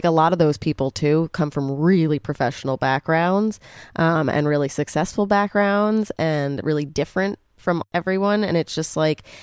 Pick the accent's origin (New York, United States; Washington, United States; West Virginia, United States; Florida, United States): New York, United States; New York City; we grew up in New York City